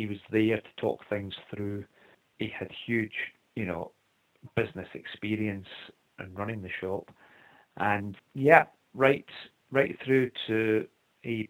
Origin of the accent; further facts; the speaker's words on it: Scotland, United Kingdom; we are very lucky to be born in Scotland